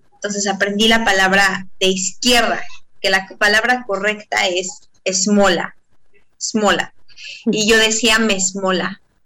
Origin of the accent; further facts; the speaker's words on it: Mexico; moved away as an adult; now in Israel; soy mexicana